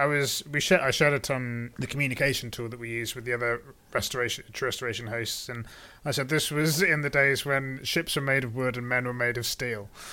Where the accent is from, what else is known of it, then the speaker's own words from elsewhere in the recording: United Kingdom; as a Brit